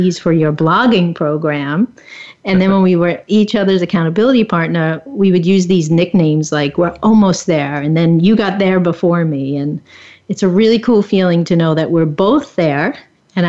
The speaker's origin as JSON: {"language": "English", "area": "Long Island", "region": "New York", "country": "United States", "said": "I'm from Long Island, New York"}